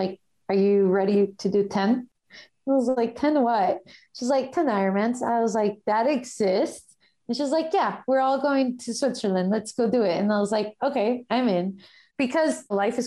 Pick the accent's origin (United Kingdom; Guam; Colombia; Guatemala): Guatemala; moved away; my home country, which is Guatemala